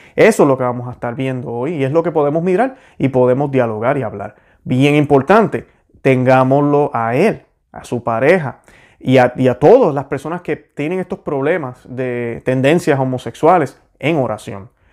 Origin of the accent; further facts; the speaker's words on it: Puerto Rico; moved away as an adult; now in Florida, United States; yo soy puertorriqueño, soy boricua. Yo nací en Puerto Rico, orgullosamente lo estoy. Eh, me mudé aquí en la Florida en el 2003.